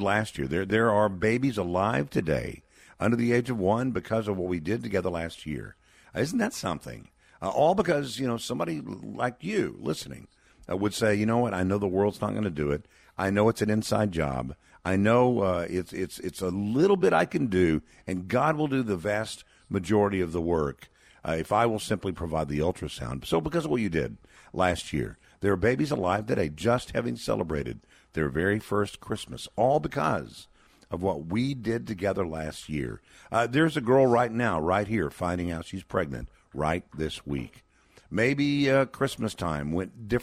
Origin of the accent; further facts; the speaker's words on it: Texas, United States; my home state of Texas